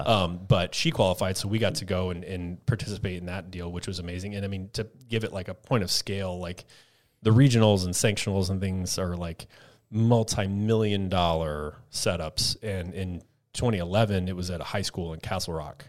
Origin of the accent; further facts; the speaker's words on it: Texas, United States; moved away as an adult; also born or lived in Colorado; I grew up in Texas